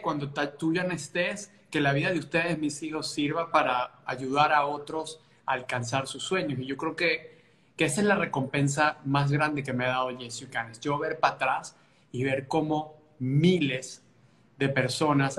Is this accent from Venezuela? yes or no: yes; Maturín, Monagas, Venezuela; moved away as an adult; now in United States; somos cuatro, somos eh, pues cuatro niños, nacimos en Maturín, Venezuela